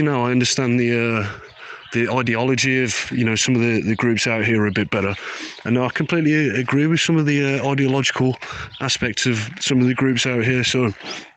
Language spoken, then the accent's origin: English; Birmingham, West Midlands, United Kingdom; I'm from Birmingham. A lot of ISIS fighters come from my city